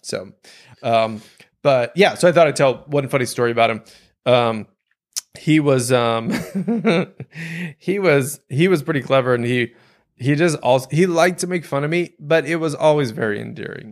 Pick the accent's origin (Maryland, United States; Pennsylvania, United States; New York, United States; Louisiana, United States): Louisiana, United States; growing up in Louisiana